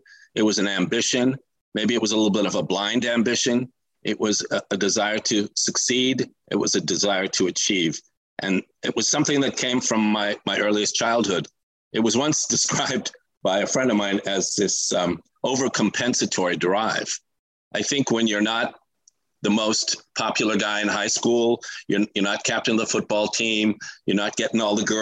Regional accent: Los Angeles, California, United States; I grew up on the West Side in Los Angeles

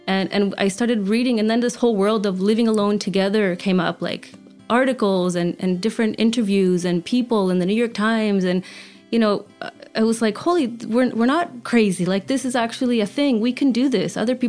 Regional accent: Canada; But I always knew I wanted to come back to Canada, being Canadian, and my children as well, having their Canadian birthright.

